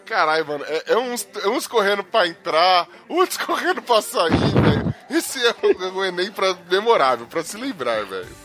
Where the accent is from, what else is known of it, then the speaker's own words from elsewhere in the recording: São Paulo, Brazil; eu sou pobre, sou da ZL